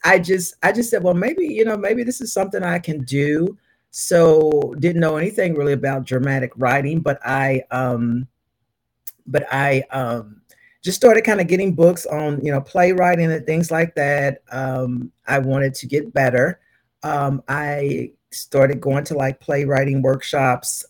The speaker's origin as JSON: {"language": "English", "town": "Louisville", "region": "Kentucky", "country": "United States", "tie": "born or raised there", "said": "I was born and raised in Louisville, Kentucky"}